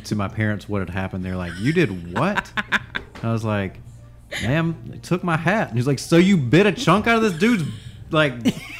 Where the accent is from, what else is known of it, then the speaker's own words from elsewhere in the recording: New York, United States; also born or lived in South Alabama; now in Alabama, United States; I'm from New York. … And now I'm in South Alabama.